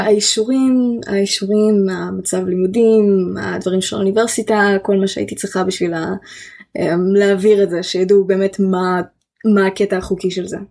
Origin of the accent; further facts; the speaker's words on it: Israel; accent: like Gal Gadot (Israeli English); my accent sometimes sounds a bit like Gal Gadot